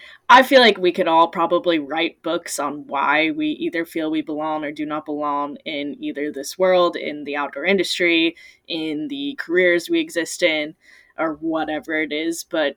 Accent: Alaska, United States; And anytime I say, I'm …, I'm from Southeast Alaska, everyone's like, oh, I've skied that line

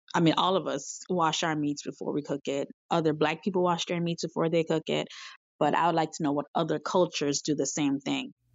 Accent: Jamaica; now in Miami, United States; I'm Jamaican

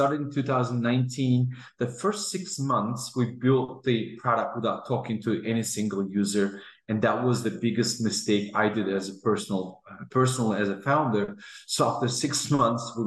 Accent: Azerbaijan; now in Houston, United States; I'm originally from Azerbaijan and I am based out of Houston, Texas.

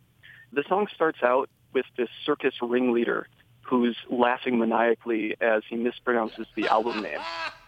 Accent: Golden, Colorado, United States; from Golden, Colorado

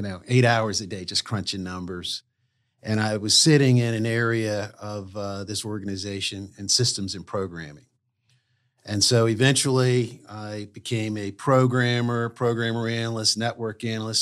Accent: Wilmington, Delaware, United States; moved away; also born or lived in Durham, North Carolina; I grew up in Wilmington, Delaware.

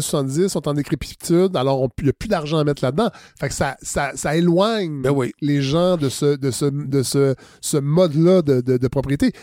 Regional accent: Saint-Hyacinthe, Quebec, Canada; Je suis natif de Saint-Hyacinthe

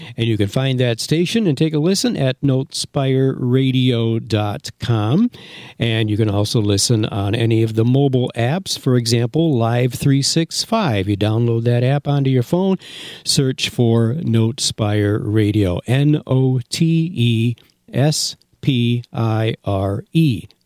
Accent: Granville, New York, United States; I grew up in Granville, New York

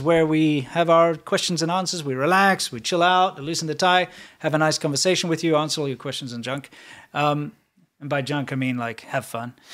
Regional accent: South Africa; me as a South African

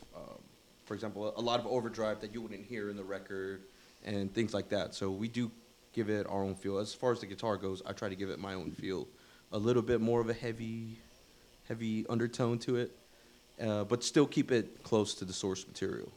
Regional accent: Houston, Texas, United States; I'm from Houston, Texas

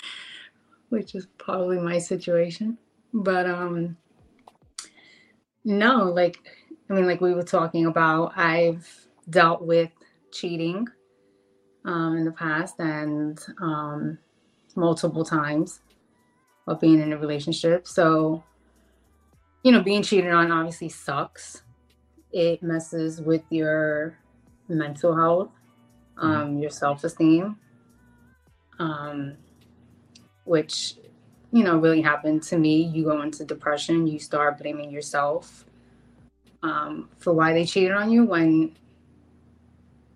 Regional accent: Jersey City, New Jersey, United States; now in Kentucky, United States; we grew up in Jersey City. So I'm originally from there, but I now live in Kentucky

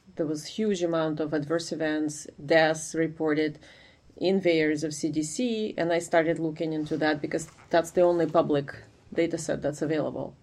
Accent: Ukraine; moved away as an adult; now in United States; I'm originally from Ukraine, but I came to study in the US uh, for my graduate degree, and I stayed after

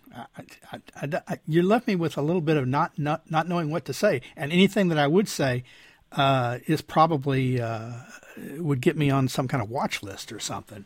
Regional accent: Texas, United States; my home state's governor, Greg Abbott

